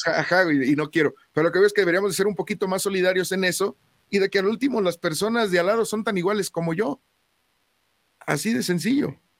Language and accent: Spanish; Mexico; somos mexicanos